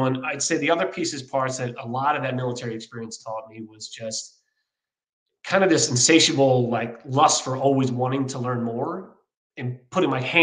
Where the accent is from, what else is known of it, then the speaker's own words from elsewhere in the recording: Philadelphia, Pennsylvania, United States; moved away as an adult; also born or lived in San Diego; I'm from Philadelphia, Pennsylvania